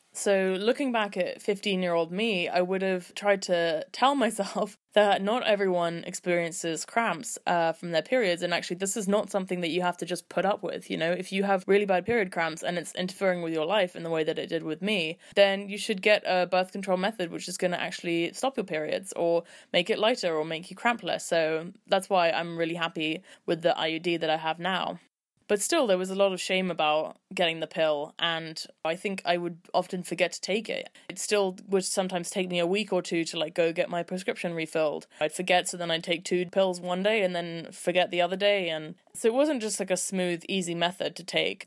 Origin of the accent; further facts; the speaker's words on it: London, United Kingdom; I'm twenty-three years old and I'm from London. I went to all girls' schools until I was sixteen